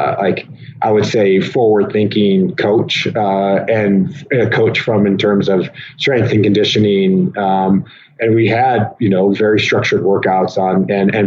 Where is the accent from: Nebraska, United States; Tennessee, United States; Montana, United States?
Nebraska, United States; Fremont; I was born in Fremont, Nebraska, in 1985